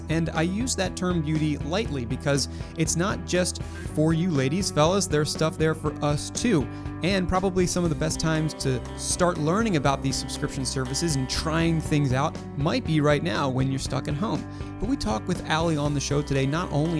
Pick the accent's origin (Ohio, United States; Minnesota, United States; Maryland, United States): Maryland, United States; Baltimore; my hometown of Baltimore